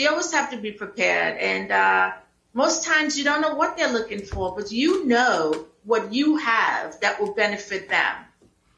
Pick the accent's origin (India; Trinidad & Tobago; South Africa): Trinidad & Tobago; Moruga; also born or lived in United States; now in Atlanta, United States; I am from Trinidad and Tobago in a small village called Moruga, where I grew up and then came to America